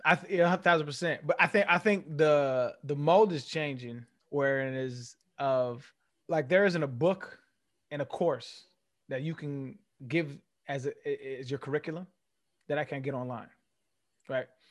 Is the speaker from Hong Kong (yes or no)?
no; California, United States; moved away as an adult; also born or lived in Tennessee; I came from Tennessee, from California. California is a very liberal place. It's very loose